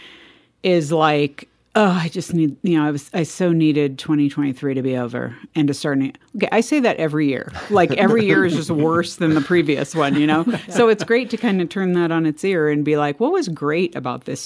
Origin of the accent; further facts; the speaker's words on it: California, United States; accent: Valley Girl; I grew up in California in the 80s and 90s